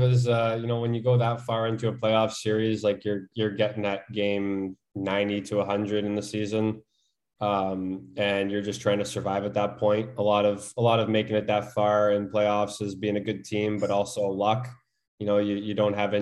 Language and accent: English; Canada; as a Canadian